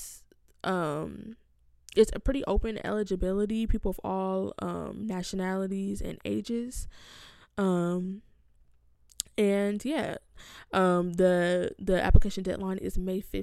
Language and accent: English; California, United States; now in Rochester, United States; I'm from California